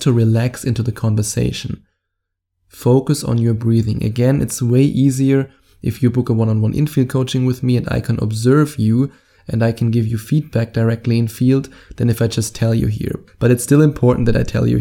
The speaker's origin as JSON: {"language": "English", "country": "Germany", "accent": "German", "said": "my German accent"}